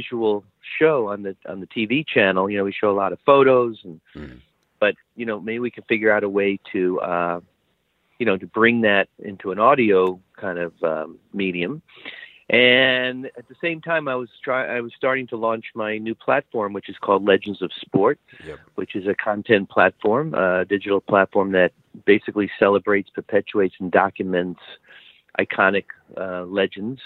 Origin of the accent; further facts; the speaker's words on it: New York City, New York, United States; moved away; I grew up in Brooklyn, New York